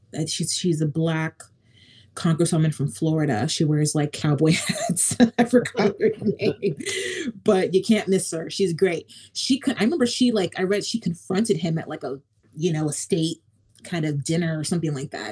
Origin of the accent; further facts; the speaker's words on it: Nigeria; Not because I'm a mom, not because I'm Nigerian